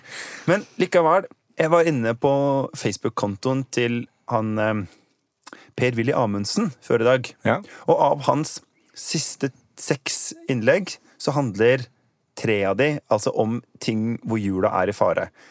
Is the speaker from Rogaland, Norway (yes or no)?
no; Oslo, Norway; now in Bergen, Norway; som man kanskje kan høre, så kommer jeg fra Oslo